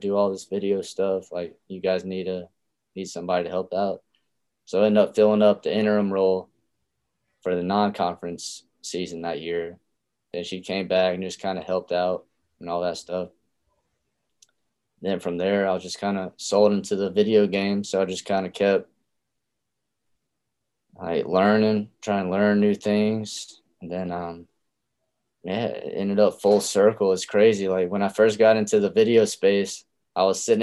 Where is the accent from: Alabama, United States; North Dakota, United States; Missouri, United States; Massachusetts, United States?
Alabama, United States; growing up in Alabama